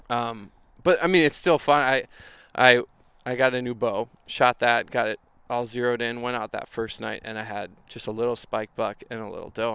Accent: Minneapolis, Minnesota, United States; I'm from Minnesota, grew up in Minneapolis, still live here

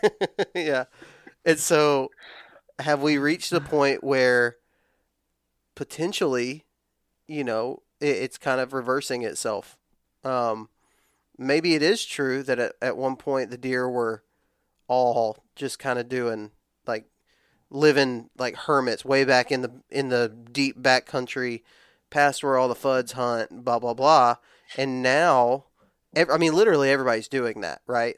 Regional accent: West Texas, United States; I grew up in West Texas where ladder stands aren't really a thing.

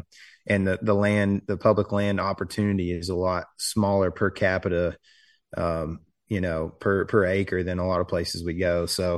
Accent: Texas, United States; there wasn't really the hydrilla and coontail moss that we had growing up in Lake Fork, which in my opinion affected the fishing.

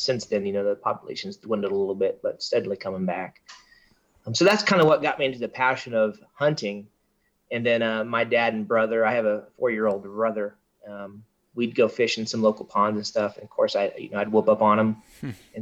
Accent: Kansas, United States; I'm originally from Kansas.

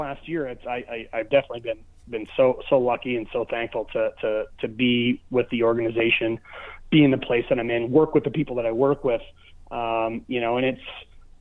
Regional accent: Michigan, United States; moved away; I'm from Michigan

